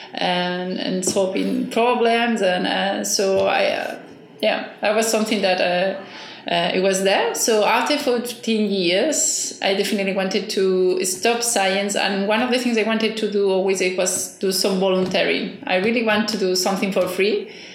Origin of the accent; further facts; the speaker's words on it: Barcelona, Catalonia, Spain; English is a second language; moved away as an adult; also born or lived in Cambridge; now in Maio, Cape Verde; I'm originally from Barcelona, from Spain